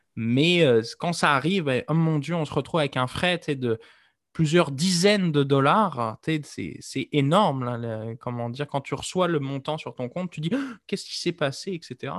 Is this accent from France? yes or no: yes; Nantes, Pays de la Loire, France; j'ai grandi dans un coin où euh, Starbucks, c'était en Loire-Atlantique, vous le savez que je suis nantais